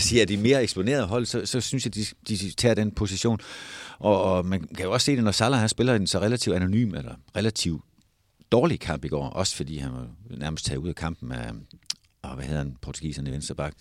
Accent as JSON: {"language": "Danish", "country": "Denmark", "said": "vi som danskere"}